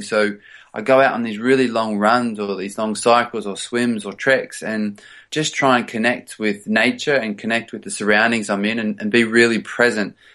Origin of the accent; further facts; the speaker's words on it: Australia; moved away as an adult; also born or lived in Sydney, Australia / United States / England; now in London, United Kingdom; I grew up actually in the, in the country, in the outback